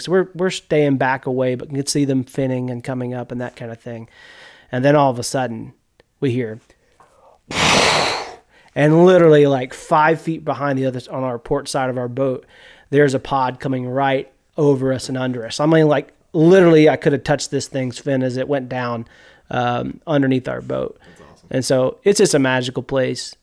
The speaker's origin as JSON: {"language": "English", "town": "Bentonia", "region": "Mississippi", "country": "United States", "tie": "born or raised there", "moved": "as an adult", "lives_now": "Missouri, United States", "said": "I grew up in Yazoo County in Bentonia"}